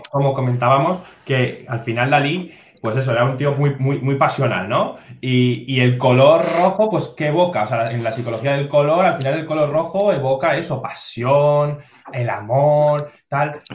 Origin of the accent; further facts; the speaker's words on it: Zaragoza, Aragon, Spain; a mí como, como, como zaragozano